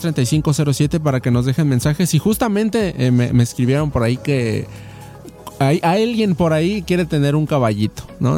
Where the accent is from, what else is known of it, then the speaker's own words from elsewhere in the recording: State of Mexico, Mexico; now in Xalapa, Mexico; yo soy del Estado de México